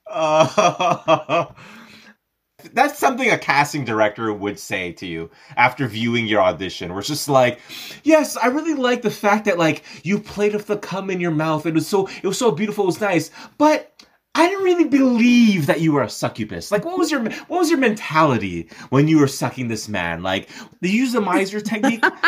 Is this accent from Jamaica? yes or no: no; Montreal, Quebec, Canada; also born or lived in Los Angeles; born and raised in Montreal, now living part-time in Los Angeles